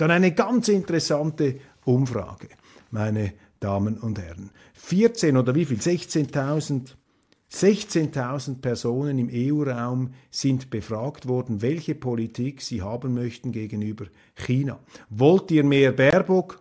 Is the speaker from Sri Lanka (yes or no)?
no; Switzerland; als Schweizer